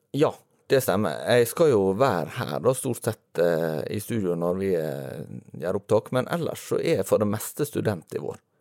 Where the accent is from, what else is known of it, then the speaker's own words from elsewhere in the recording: near Volda, Møre og Romsdal, Norway; moved away; ganske nær der jeg kommer fra.